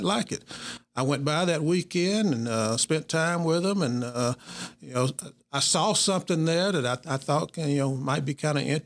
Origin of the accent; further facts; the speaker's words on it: Booneville, Mississippi, United States; I grew up in Boonville, and then Boonville is a place that I claim as my hometown, Boonville, Mississippi.